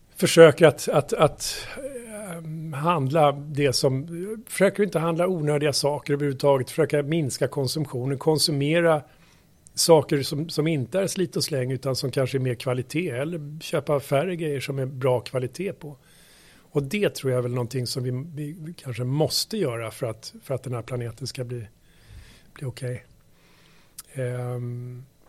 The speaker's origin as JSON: {"language": "Swedish", "town": "Saltsjöbaden", "region": "Stockholm County", "country": "Sweden", "tie": "born or raised there", "said": "jag är uppväxt, uppväxt ute i Saltsjöbaden utanför Stockholm"}